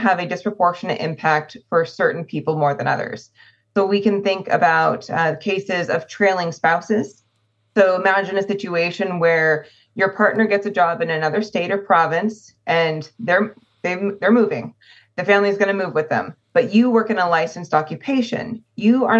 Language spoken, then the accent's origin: English; California, United States; my home state of California